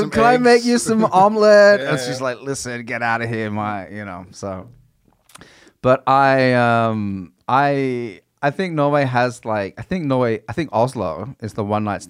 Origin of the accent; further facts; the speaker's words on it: Australia; But she didn't even know I was from Australia.